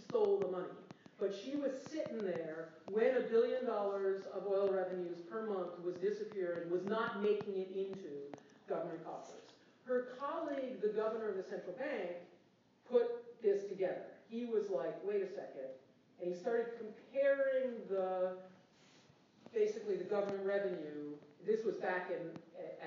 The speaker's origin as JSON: {"language": "English", "country": "United States", "said": "I'm an American"}